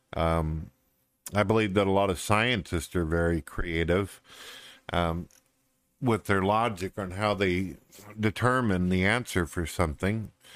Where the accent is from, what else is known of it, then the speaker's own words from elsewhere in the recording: St. Louis, Missouri, United States; I was originally born in St. Louis, Missouri. I lived in the city for quite a few years, pretty much in the ghetto, the shank of uh, St. Louis, and then uh, ended up moving up into the countryside